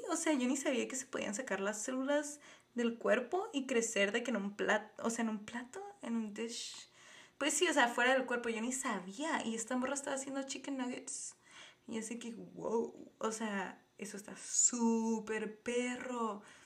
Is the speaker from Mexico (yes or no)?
yes; Tijuana, Baja California, Mexico; soy de Tijuana, Baja California, México